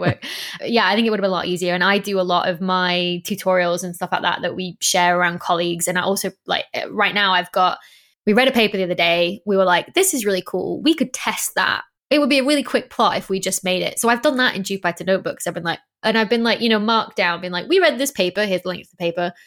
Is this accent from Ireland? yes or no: no; North West England, United Kingdom; accent: northern; moved away; I was like, brought up in the northwest of England, but my mum's family are all from the northeast of England, so it's this odd smush.